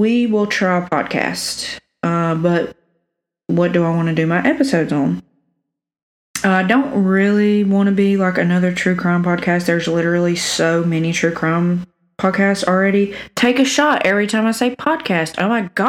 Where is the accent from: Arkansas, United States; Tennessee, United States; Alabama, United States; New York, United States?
Alabama, United States; South; accent: cornbread; I'm from South Alabama, if you can't tell by the cornbread accent.